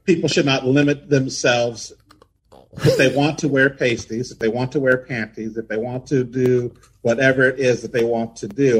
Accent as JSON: {"language": "English", "town": "San Diego", "region": "California", "country": "United States", "tie": "born or raised there", "moved": "as an adult", "lives_now": "Phoenix, United States", "said": "my hometown, San Diego"}